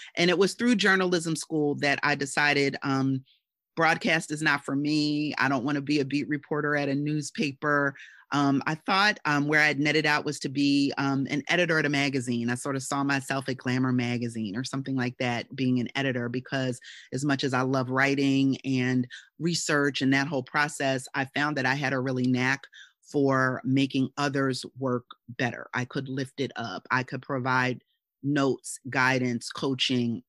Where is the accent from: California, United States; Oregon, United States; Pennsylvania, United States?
Pennsylvania, United States; Philadelphia; my hometown of Philadelphia